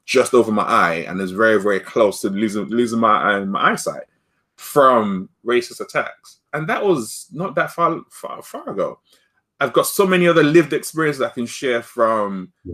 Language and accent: English; London, United Kingdom; growing up in North London, near where my school was